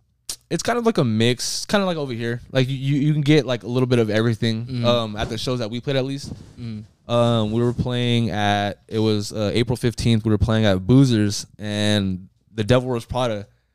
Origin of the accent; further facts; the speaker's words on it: SoCal, California, United States; We're a new band. We're from SoCal.